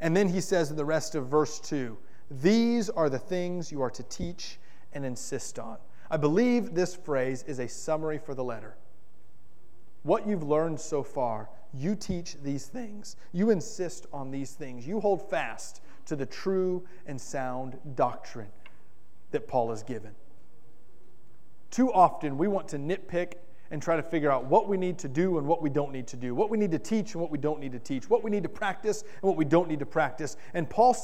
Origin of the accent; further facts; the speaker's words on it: Miami, Florida, United States; I grew up in South Florida. And in South Florida, I may be the only person who's ever grown up in Miami, Florida